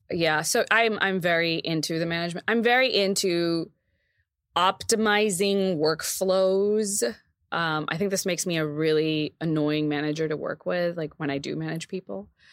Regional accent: Texas, United States; moved away; when we were in my, in my hometown

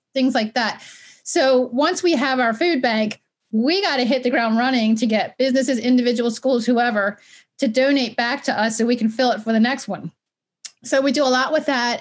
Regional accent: Baltimore, Maryland, United States; also born or lived in Westminster, Maryland; I grew up in Baltimore

